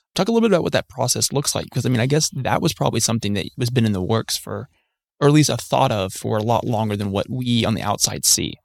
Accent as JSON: {"language": "English", "town": "Huntsville", "region": "Alabama", "country": "United States", "tie": "born or raised there", "said": "I grew up in South Huntsville"}